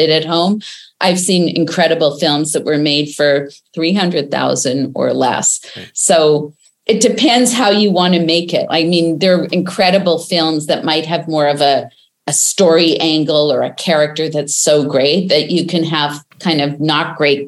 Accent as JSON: {"language": "English", "town": "Winnipeg", "region": "Manitoba", "country": "Canada", "tie": "born or raised there", "said": "I grew up in Winnipeg, Canada"}